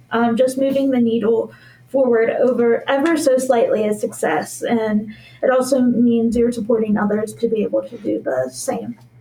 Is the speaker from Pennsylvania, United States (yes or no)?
yes; Pittsburgh, Pennsylvania, United States; I'm from Pittsburgh